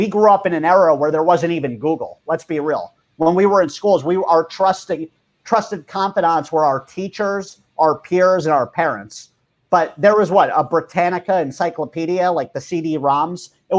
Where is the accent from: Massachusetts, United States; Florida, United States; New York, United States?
New York, United States; sure, we grew up near New York City, but we didn't have any type of insight to these things.